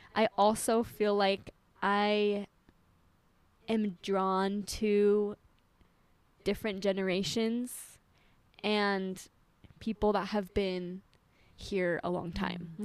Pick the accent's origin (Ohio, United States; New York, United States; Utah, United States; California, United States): Utah, United States; moved away; I'm from Utah